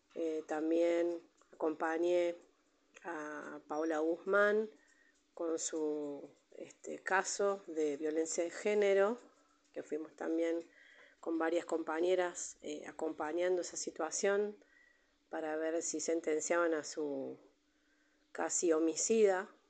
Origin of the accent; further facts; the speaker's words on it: Buenos Aires, Argentina; moved away as an adult; now in Villa Mercedes, Argentina; yo soy de Buenos Aires, hace ya 17 años que estoy acá en Villa Mercedes, vine con mi familia